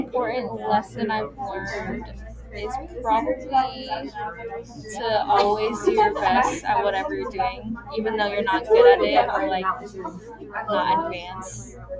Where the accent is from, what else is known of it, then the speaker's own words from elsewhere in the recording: Sacramento, California, United States; also born or lived in Guam / Philippines; So I was born in Guam, and then I moved to the Philippines when I was like 2 years old. And then we moved to, I think, Sacramento after. And then I basically lived here